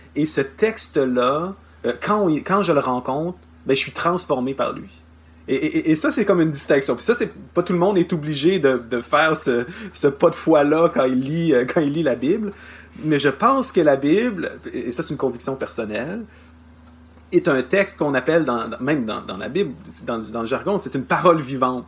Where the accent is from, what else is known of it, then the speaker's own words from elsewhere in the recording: Canada; chez nous au Canada